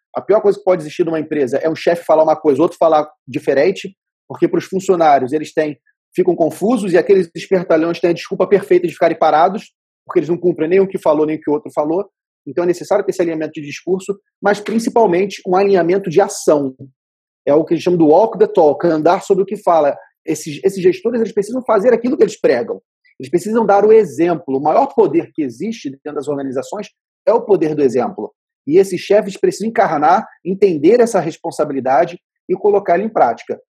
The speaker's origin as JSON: {"language": "Portuguese", "town": "Vitória", "region": "Espírito Santo", "country": "Brazil", "said": "eu sou de Vitória, no Espírito Santo"}